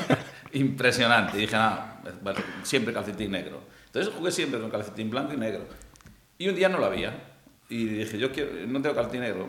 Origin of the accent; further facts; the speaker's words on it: Vigo, Galicia, Spain; moved away; also born or lived in Pontevedra; yo soy de Vigo